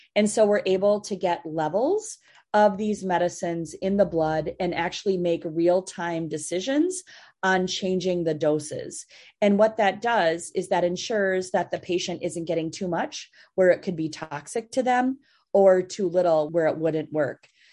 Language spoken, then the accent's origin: English; Minnesota, United States; also born or lived in Massachusetts; I grew up in Minnesota